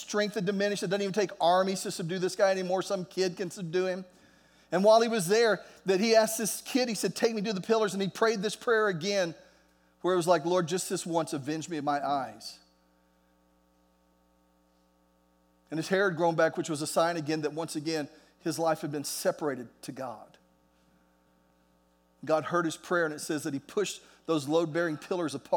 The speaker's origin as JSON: {"language": "English", "region": "Oklahoma", "country": "United States", "said": "I'm an American. I'm from Oklahoma"}